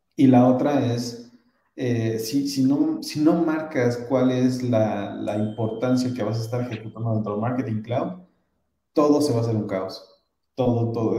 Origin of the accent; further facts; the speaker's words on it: Mexico City, Mexico; yo que soy de la Ciudad de México